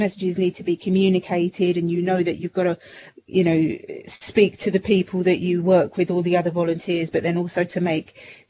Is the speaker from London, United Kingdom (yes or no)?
yes; London, United Kingdom; I was brought up in the East End and just a stone's throw away from West Ham, so Upton Park